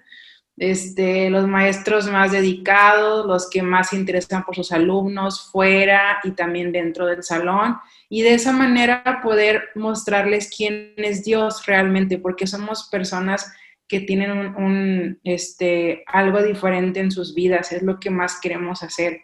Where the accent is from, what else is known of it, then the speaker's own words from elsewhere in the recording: Mexico; moved away as an adult; soy mexicana, claro, de la costa